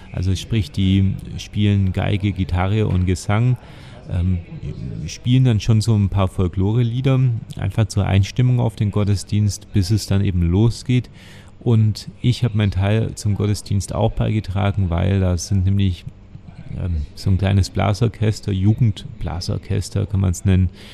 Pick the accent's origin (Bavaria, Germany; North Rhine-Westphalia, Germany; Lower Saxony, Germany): Bavaria, Germany; Oberelchingen; ich komme aus Oberelching, das sind genau 10 Kilometer bis in die Innenstadt von Ulm